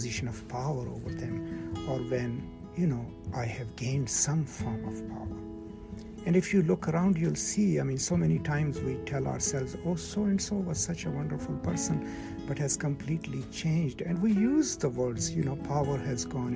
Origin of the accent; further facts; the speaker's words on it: Pakistan; I come from Pakistan, from a rural culture